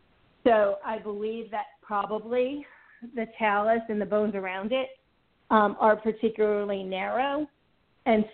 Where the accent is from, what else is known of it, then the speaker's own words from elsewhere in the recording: New York, United States; moved away; also born or lived in Ithaca, New York; I'm originally from New York. In fact, I used to own a property in Syracuse.